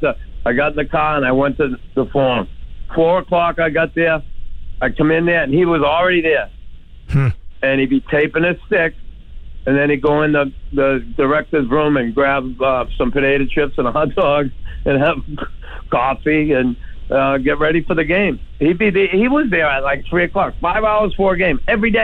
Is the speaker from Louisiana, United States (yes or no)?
no; Boston, Massachusetts, United States; moved away as an adult; also born or lived in Montreal; I grew up in Boston